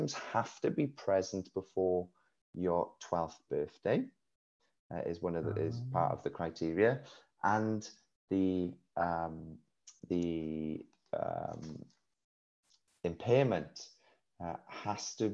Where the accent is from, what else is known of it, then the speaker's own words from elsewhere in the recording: Wales, United Kingdom; accent: Welsh; We live in Wales, you can hear by my accent